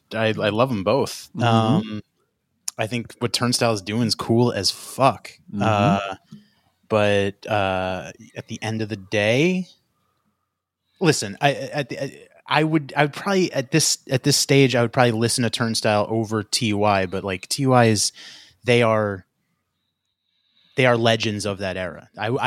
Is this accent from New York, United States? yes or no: yes; New York City, New York, United States; now in California, United States; I'm from Long Island, Queens. I grew up in Mets territory.